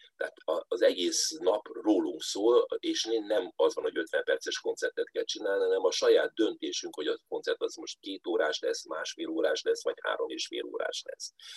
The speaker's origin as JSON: {"language": "Hungarian", "region": "Budapest", "country": "Hungary", "tie": "born or raised there", "said": "Budapesten a belvárosban lakva"}